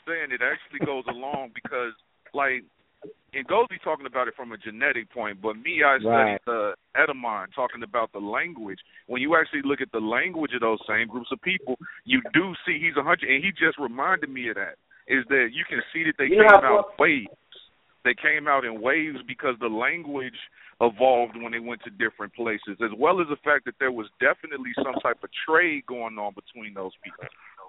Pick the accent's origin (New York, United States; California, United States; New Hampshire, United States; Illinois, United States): Illinois, United States; Chicago; you another example. I'm from Chicago